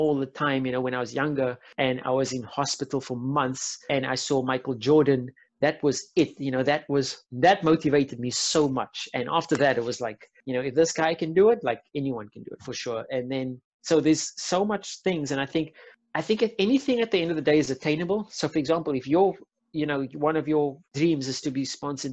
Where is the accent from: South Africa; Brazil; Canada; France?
South Africa; Cape Town, Western Cape; I'm from Athlone